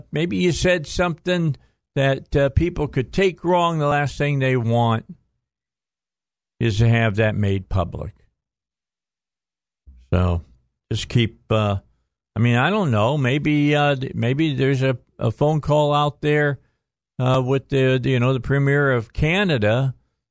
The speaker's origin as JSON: {"language": "English", "region": "Northwest Indiana", "country": "United States", "moved": "as an adult", "lives_now": "Arkansas, United States", "said": "I'm from Northwest Indiana."}